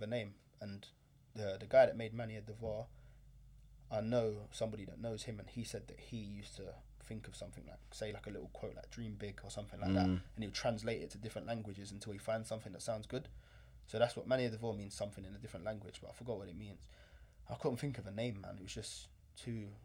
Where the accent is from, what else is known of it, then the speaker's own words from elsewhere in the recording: London, United Kingdom; I grew up in London